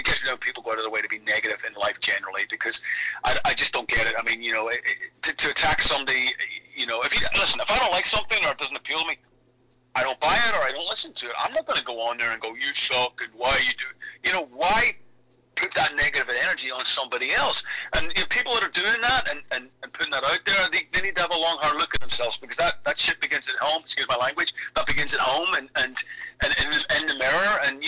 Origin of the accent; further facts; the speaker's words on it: Ireland; they were a part of my DNA growing up in Ireland